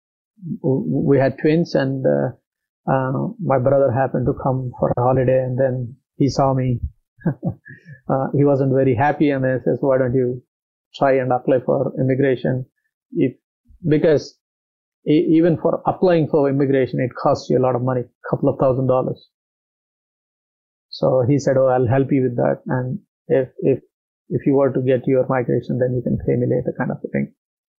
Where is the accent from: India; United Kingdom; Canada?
India; born or raised there; moved away as an adult; now in Australia